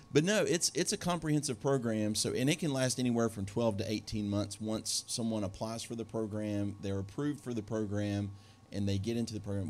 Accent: Beckley, West Virginia, United States; moved away; I grew up in Beckley, West Virginia

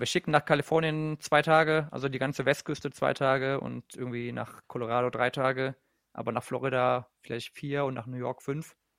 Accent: Germany; nicht nur als Deutscher

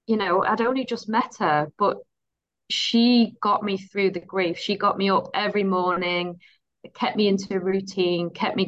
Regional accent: Netherlands; moved away as an adult; also born or lived in Dubai; now in West Yorkshire, United Kingdom; am from Holland originally, but I've got a British mother and a British husband

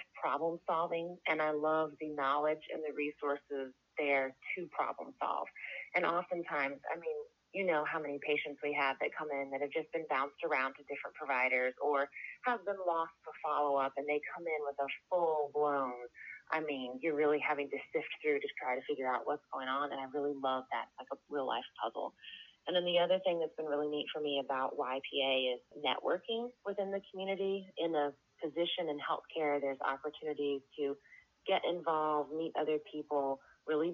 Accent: outside of Boston, Massachusetts, United States; I was born and raised outside of Boston, Massachusetts.

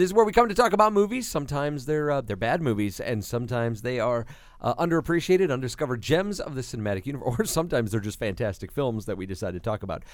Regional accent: New York, United States; moved away; being a kid growing up in New York

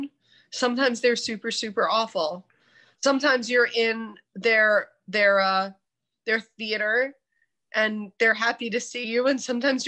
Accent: New Jersey, United States; I'm from New Jersey

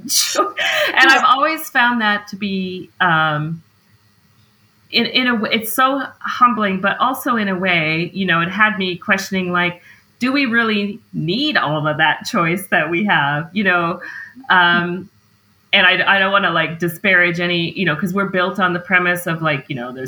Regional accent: Montana, United States; I'm from Montana.

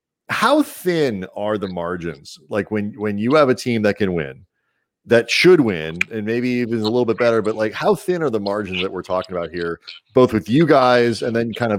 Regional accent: St. Louis, Missouri, United States; we grew up in St. Louis.

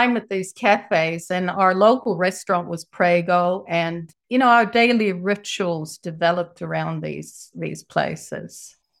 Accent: Sweden; moved away as an adult; also born or lived in San Jose, California, United States / New Zealand / Gothenburg, Sweden; now in Japan; I was born in San Jose, California, and my parents were both migrants to the USA, mum from Sweden and dad from England. And when I was six, my mother and I went back to Sweden and I went to school there.

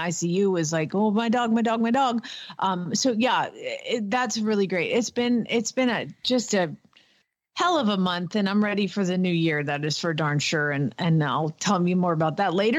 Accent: Georgia, United States; accent: Southern; now in Norman, United States; I'm from Georgia and you should hear how my daddy talk

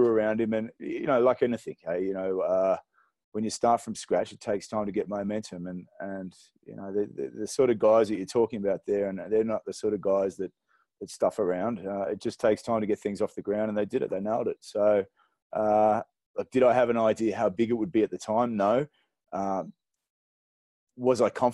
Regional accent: Australia; now in Zimbabwe; I'm an Aussie, but this is home for me now

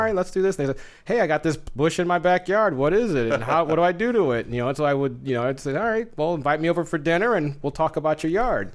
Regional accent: Southern California, United States; moved away as an adult; now in Phoenix, United States; growing up in Southern California

